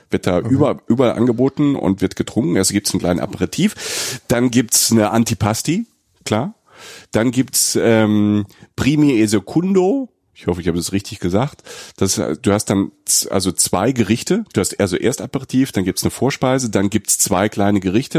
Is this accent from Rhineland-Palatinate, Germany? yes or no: yes; Rhineland-Palatinate, Germany; ich komme ja aus der Pfalz, ne, aus äh, Südwestdeutschland. Bei uns in der Familie gab es auch viel Innereien